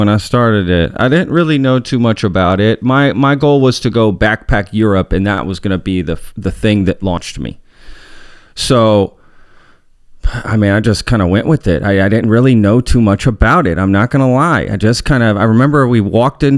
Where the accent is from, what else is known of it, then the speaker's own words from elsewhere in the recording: Dallas, Texas, United States; also born or lived in Omaha, Nebraska; that's where I grew up